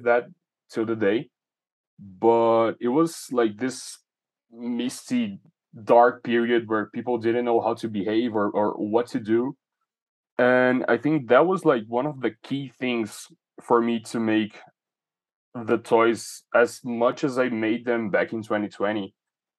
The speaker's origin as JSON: {"language": "English", "region": "São Paulo", "country": "Brazil", "tie": "born or raised there", "second_language": "English", "said": "I grew up in Brazil. I've spent so far my life in the same city, which is São Paulo."}